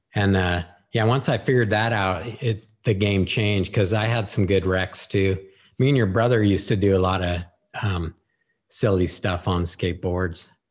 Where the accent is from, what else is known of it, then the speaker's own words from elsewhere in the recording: Santa Rosa, California, United States; also born or lived in Petaluma, California; my parents moved us to, uh, Rincon Valley